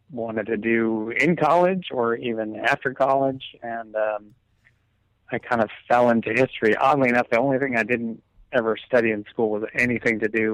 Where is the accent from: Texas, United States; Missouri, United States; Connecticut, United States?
Connecticut, United States; Stamford; moved away as an adult; also born or lived in San Diego, California; now in California, United States; I grew up in Stamford with an M. Mm-hmm. Here out in California, you have to qualify that. Connecticut, which is about 45 minutes from New York City.